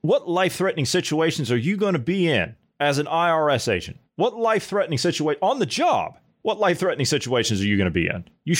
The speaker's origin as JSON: {"language": "English", "region": "Ohio", "country": "United States", "tie": "born or raised there", "said": "This is my home state of Ohio."}